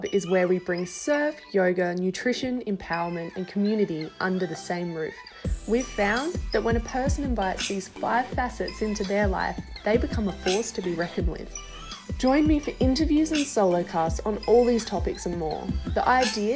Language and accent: English; Perth, Western Australia, Australia; moved away as an adult; also born or lived in Yankalilla, South Australia; now in Central America; I'm from Australia, originally a small town in South Australia called Yankalilla. and I lived there for the first 10 years of my life, and then for the next 12 about, I lived in Perth